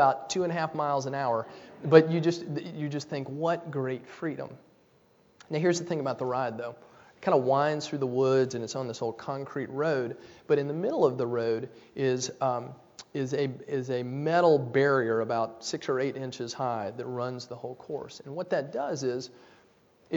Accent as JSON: {"language": "English", "town": "Nashville", "region": "Tennessee", "country": "United States", "tie": "born or raised there", "said": "When I was a kid, I grew up in Nashville, Tennessee."}